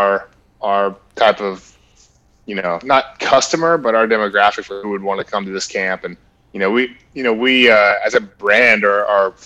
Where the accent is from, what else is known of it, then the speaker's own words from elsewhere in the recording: Marietta, Georgia, United States; I'm a Georgia native, so I grew up in Marietta, Georgia